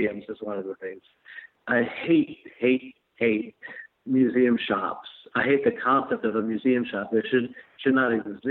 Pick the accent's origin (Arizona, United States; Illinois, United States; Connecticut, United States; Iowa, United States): Illinois, United States; Chicago; also born or lived in New York; I was born in Chicago.